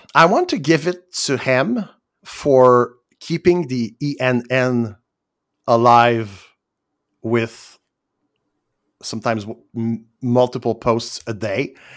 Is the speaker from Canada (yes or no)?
yes; Quebec, Canada; I'm Canadian, and even I'm, I'm, I'm from Quebec